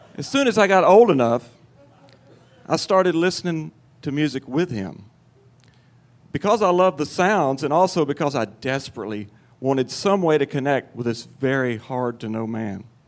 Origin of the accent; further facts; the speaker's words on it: Cottage Grove, Tennessee, United States; I was eight years old, and I lived in my hometown of Cottage Grove, Tennessee.